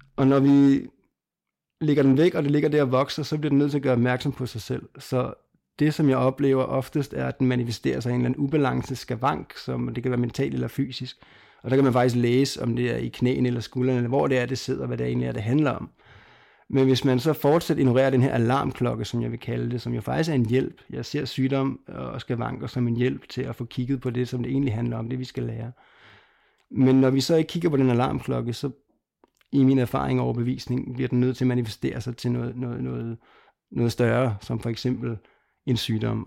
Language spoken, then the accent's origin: Danish; Lolland, Zealand, Denmark; jeg er født på Lolland og opvokset dernede